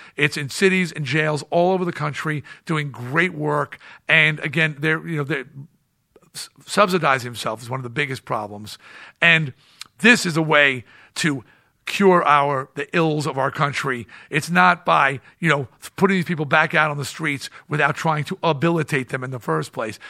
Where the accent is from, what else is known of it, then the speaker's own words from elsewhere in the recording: East Coast, United States; I'm from the East Coast